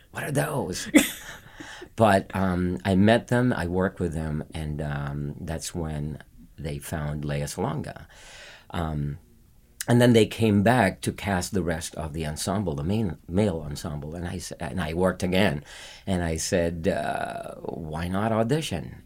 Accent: Philippines; moved away as an adult; I was living in the Philippines, born and raised in the Philippines

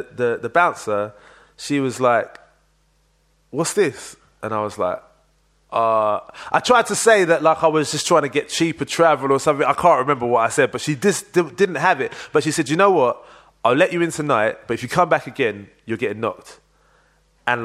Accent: London, United Kingdom; moved away; also born or lived in Manchester; I grew up in Leytonstone. I was born in Whips Cross Hospital

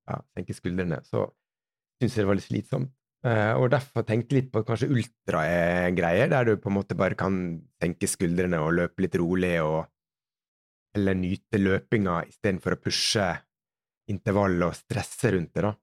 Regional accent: Sunnmøre, Møre og Romsdal, Norway; moved away; som sunnmøring så skal jeg ha mest mulig for pengene

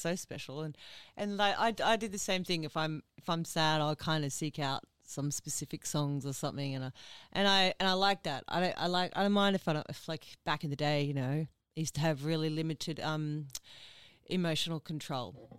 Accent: Ipswich, Queensland, Australia; I'm originally from Ipswich

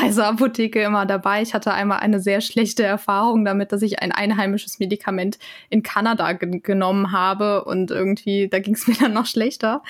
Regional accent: Germany; ich komme aus Deutschland

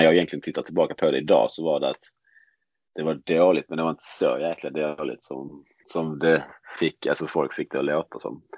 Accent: Lund, Skåne, Sweden; jag växte upp i Lund, heter staden

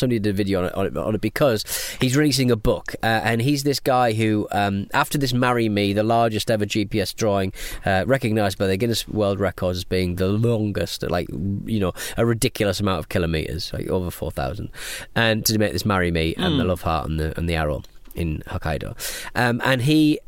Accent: England, United Kingdom; We're English

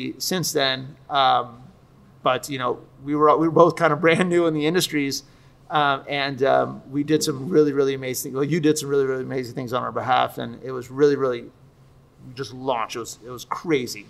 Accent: Miami, Florida, United States; also born or lived in North Carolina; I was a decent high school student growing up in Miami, moved to North Carolina for a few years, followed my dad's job, came back to Miami, graduated from Sunset High School

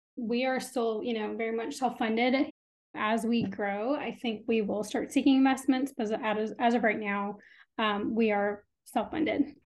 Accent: Austin, Texas, United States; also born or lived in India / Urbana-Champaign, Illinois; first grade, second grade, I moved to Austin. So I've been here since then, um, and this is home

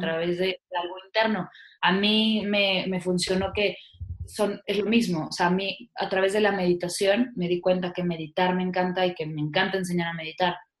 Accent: Mexico

